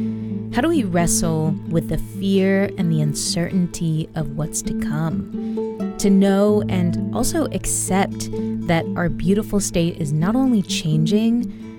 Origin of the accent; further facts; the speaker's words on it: California, United States; growing up in California.